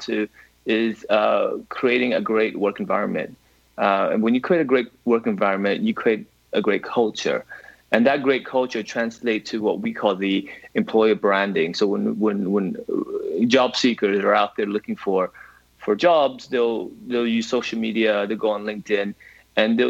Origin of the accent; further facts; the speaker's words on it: United States; accent: American; now in London, United Kingdom; I'm originally American, actually, so that hints the accent